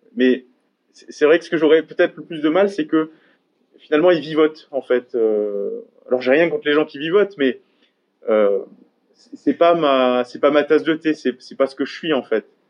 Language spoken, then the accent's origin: French; Gandrange, Grand Est, France; also born or lived in Hayange; j'ai été à l'école à Gandrange, j'ai fait du sport à Gandrange, j'ai grandi à Gandrange.